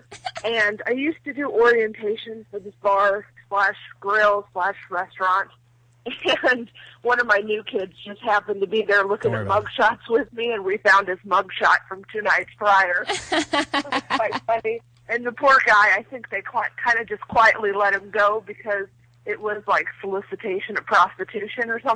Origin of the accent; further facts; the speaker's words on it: South Louisiana, United States; moved away as an adult; now in Orlando, United States; I used to work at a bar growing up in high school, and in college, don't ask me how, South Louisiana